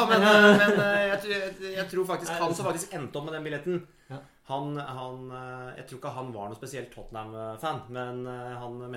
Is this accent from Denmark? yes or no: no; Jevnaker, Innlandet, Norway; Jevnaker er jo der jeg er fra